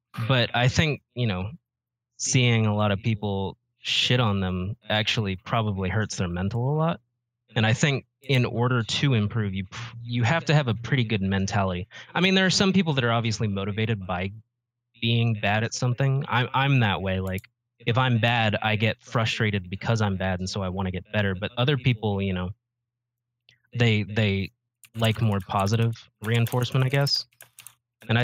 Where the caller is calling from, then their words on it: Atlanta, Georgia, United States; Okay. I'm from Atlanta, Georgia.